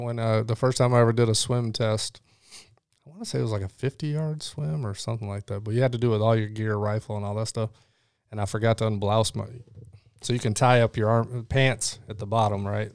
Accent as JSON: {"language": "English", "region": "Illinois", "country": "United States", "tie": "born or raised there", "also_born_or_lived": "Chicago / Rockford", "said": "Illinois, uh, a lot of time in Chicago"}